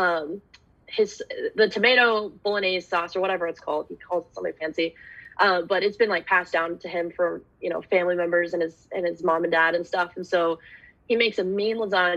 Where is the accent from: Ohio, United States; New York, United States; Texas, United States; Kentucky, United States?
Texas, United States; Dallas; moved away as an adult; now in Portland, United States; I grew up in Dallas where there's fast food and chain restaurants and everything everywhere